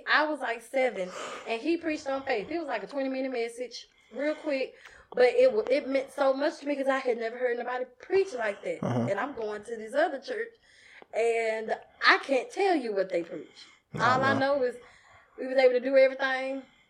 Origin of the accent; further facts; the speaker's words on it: Pleasant Grove, United States; I'm from Pleasant Grove.